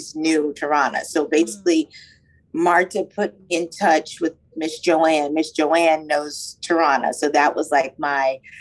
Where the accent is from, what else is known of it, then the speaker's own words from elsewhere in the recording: Maryland, United States; now in New York, United States; I'm from Maryland originally and have been in New York for a while now